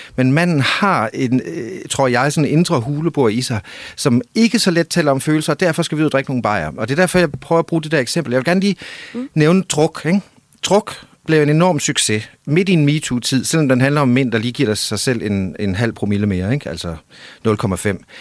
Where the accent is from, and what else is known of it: Denmark; also born or lived in near Copenhagen; now in Copenhagen area, Denmark